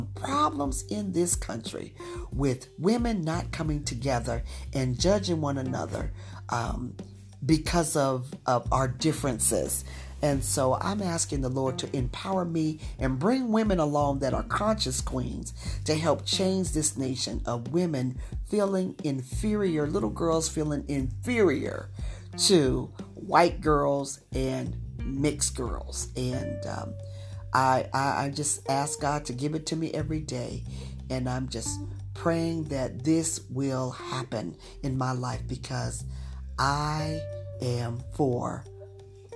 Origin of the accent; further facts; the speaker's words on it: Utah, United States; moved away; also born or lived in Washington, D.C. area; I'm from Utah. I was raised in Utah as a young girl, but I lived in the Washington, D.C. area for 30 years